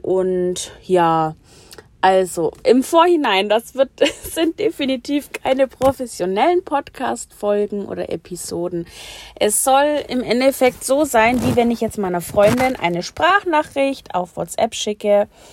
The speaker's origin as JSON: {"language": "German", "region": "Bavaria", "country": "Germany", "said": "ich komme aus Bayern und wohne auch dort"}